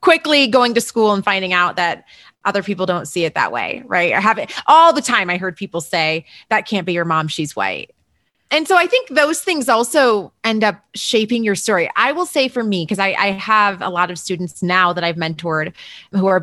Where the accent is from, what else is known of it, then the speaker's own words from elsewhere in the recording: Berrien Springs, Michigan, United States; now in Denver, United States; I grew up in, I always say it's like a one horse town, two stoplights, really small place called Berrien Springs, Michigan.